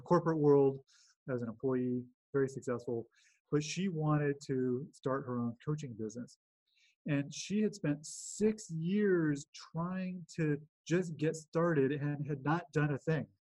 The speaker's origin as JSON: {"language": "English", "town": "Los Angeles", "region": "California", "country": "United States", "tie": "born or raised there", "lives_now": "Bay Area, United States", "said": "grew up in Los Angeles, California. Uh, currently live in the Bay Area in Northern California"}